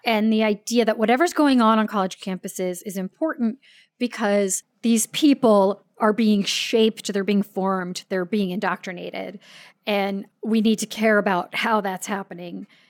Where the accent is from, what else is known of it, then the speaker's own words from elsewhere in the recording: San Diego, California, United States; we grew up in North County, San Diego